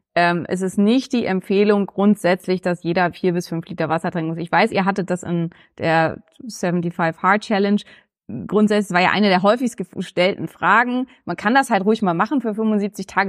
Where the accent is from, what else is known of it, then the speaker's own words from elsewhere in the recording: Neumünster, Schleswig-Holstein, Germany; now in Berlin, Germany; Neumünster, also meine Heimatstadt, wo ich herkomme